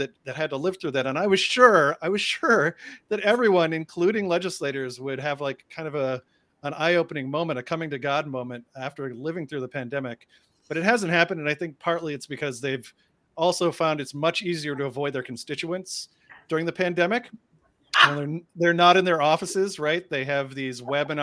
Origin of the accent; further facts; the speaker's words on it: Boston, Massachusetts, United States; one Bostonian to another sister Bostonian